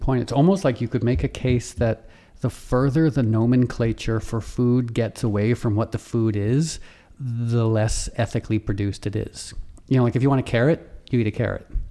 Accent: Darien, Connecticut, United States; also born or lived in Harlem, New York; I grew up in this conservative, preppy, affluent town

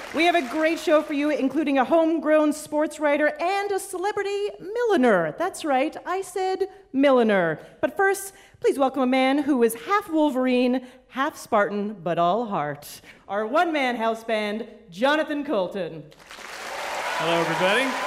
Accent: Canada; as a Canadian

